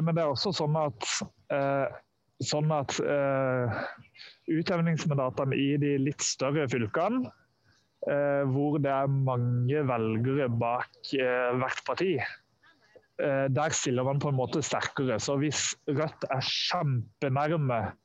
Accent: Sørlandet, Norway; som sørlending sjøl

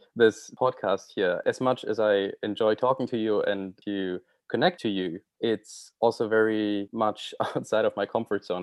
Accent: Germany; first language German; English is a second language; moved away as an adult; now in Vancouver, Canada; going back to Germany, obviously, I look forward to seeing my family and friends

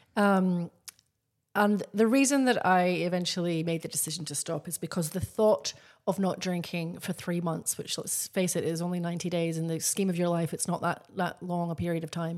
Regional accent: Scotland, United Kingdom; now in Australia; I grew up in Scotland. Very big drinking culture. I live in Australia.

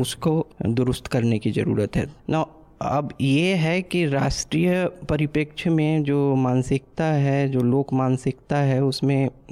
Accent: Bihar, India; मैं ऐसे राज्य बिहार से आता हूँ

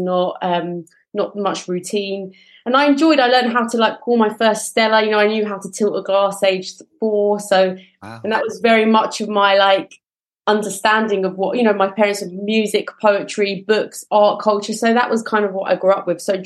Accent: London, United Kingdom; I grew up in South London in Brixton, in a small flat with brother and sister

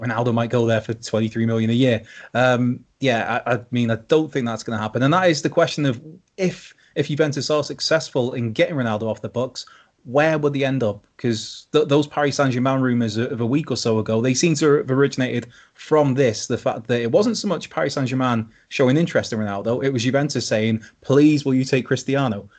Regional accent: Wales, United Kingdom; speaking as a Welshman

